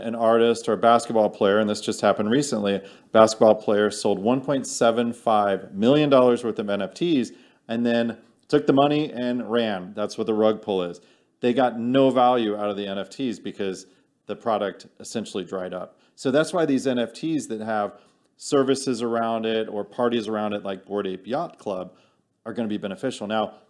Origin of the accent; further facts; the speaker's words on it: Missouri, United States; I'm from Missouri, the Show Me State